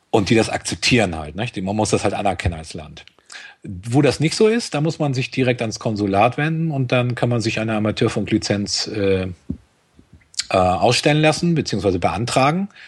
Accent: Schleswig-Holstein, Germany; als Schleswig-Holsteiner muss man nach Bremen eine ganze Zeit lang.

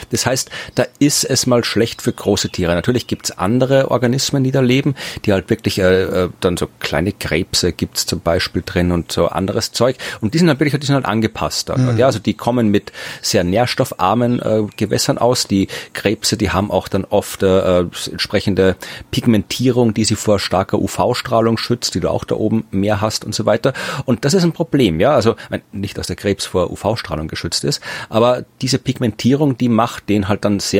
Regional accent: Germany; ich bin ein durchschnittlich großer Deutscher. Ich bin 1,80

